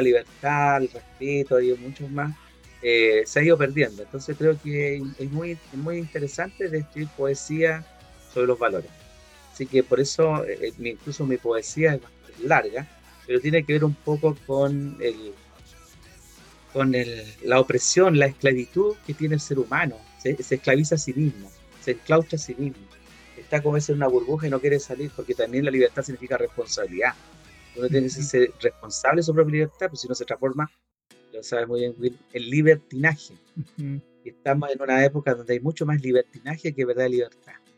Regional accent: Valparaíso, Chile; En mi país, por ejemplo, en esta región de Valparaíso

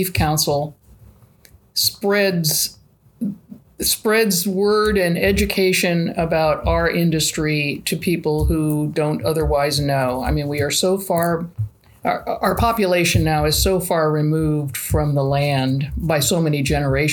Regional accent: Napa, California, United States; also born or lived in Modoc County, California; I was born and raised in Napa

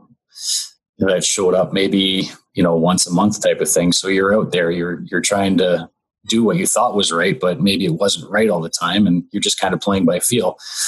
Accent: Owen Sound, Ontario, Canada; I was able to spend 4 years playing in Owen Sound in my hometown

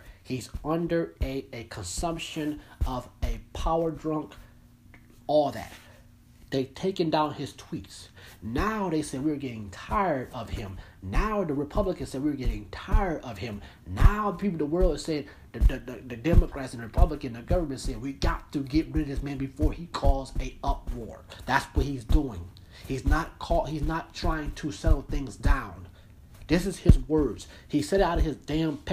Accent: United States; I'm an American citizen that I am American.

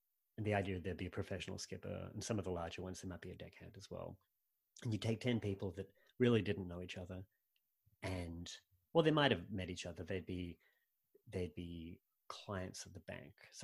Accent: Sydney, New South Wales, Australia; moved away; I grew up in Sydney

